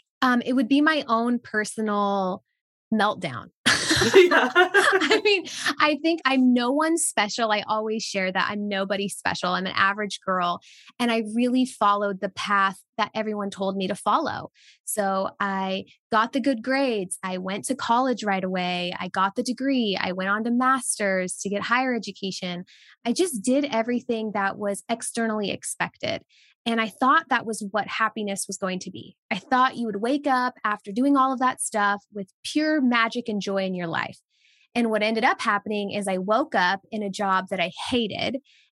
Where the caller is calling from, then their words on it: Tennessee, United States; Yes, I am tuning in from East Tennessee, USA. So I'm near the Smoky Mountains and it is beautiful.